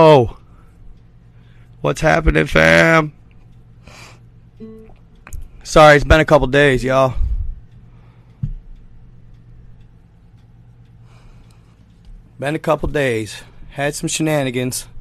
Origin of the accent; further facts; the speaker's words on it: Michigan, United States; I'm a Michigander